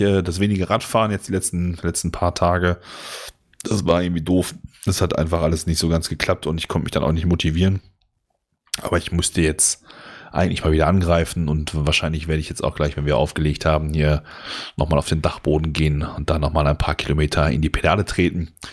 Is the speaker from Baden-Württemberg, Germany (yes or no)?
no; Ruhr area, North Rhine-Westphalia, Germany; bei uns im Ruhrgebiet